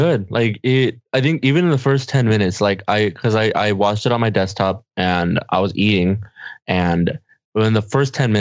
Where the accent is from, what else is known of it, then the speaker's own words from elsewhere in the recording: Mexico; English is a second language; we're Mexican, right? We're Mexican as hell. Like, I'm from Mexico